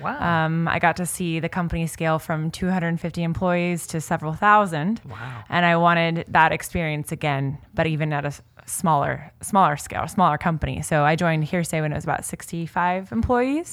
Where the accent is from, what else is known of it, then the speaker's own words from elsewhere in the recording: Kansas, United States; now in California, United States; I'm originally from Kansas